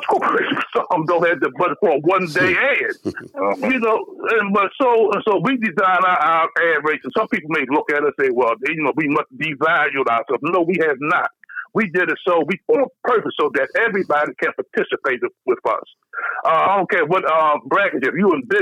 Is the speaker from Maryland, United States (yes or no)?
yes; Baltimore, Maryland, United States; I'm from Baltimore